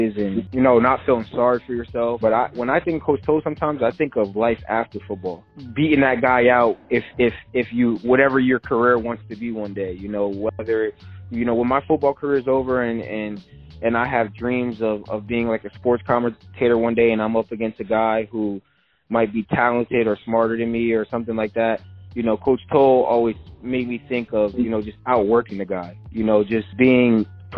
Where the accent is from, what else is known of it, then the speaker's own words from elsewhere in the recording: Edison, New Jersey, United States; me and my mom are from Edison